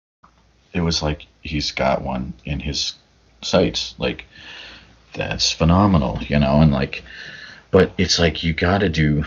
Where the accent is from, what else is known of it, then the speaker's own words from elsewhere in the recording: Northeast, United States; I grew up in the Northeast